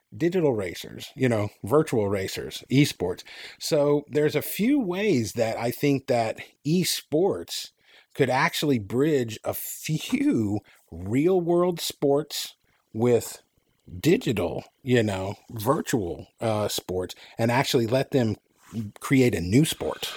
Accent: Enid, Oklahoma, United States; I lived at my hometown, shout out, had, uh, Vance Air Force Base

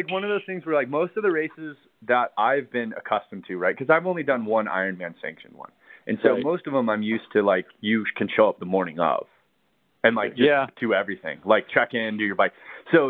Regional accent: California, United States; now in Colorado, United States; Cause that's the thing I noticed in moving here to Colorado is, you know, growing up in California

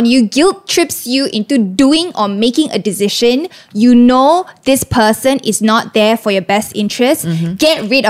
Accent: Seremban, Negeri Sembilan, Malaysia; moved away; my hometown is Seremban

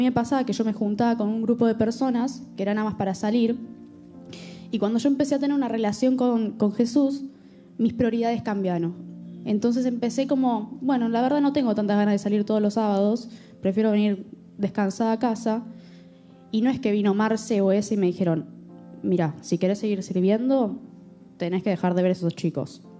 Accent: Argentina; yo vengo, yo soy argentina, por si no se dieron cuenta.

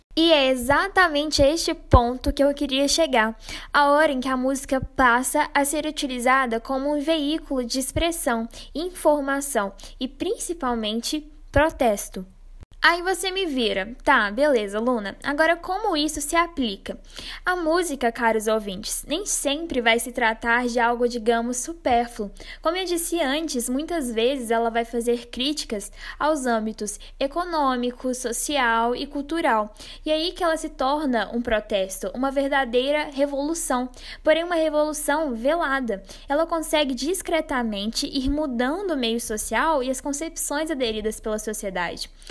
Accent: Brazil; nós somos brasileiros

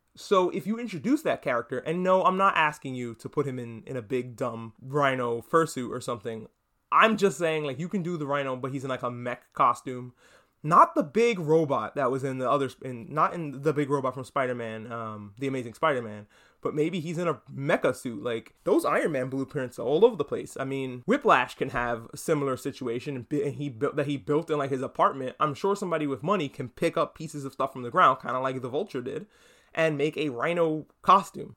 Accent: New York, United States; I, I grew up in New York. I feel like I have to mention that every, every time because I'm from New York

